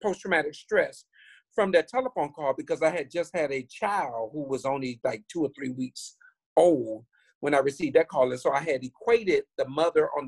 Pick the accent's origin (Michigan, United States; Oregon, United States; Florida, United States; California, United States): Florida, United States; Miami; I grew up in Liberty City, Scott Projects in Miami, Florida